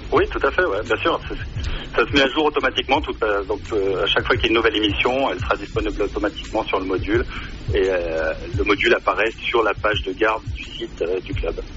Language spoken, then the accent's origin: French; Grenoble, Auvergne-Rhône-Alpes, France; now in Switzerland; je suis grenoblois de naissance et j'ai fait mes études à Pierre Manasse France